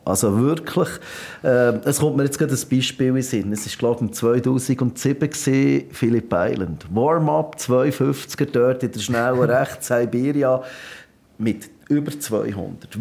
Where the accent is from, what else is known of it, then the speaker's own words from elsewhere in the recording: Switzerland; bei uns in der Schweiz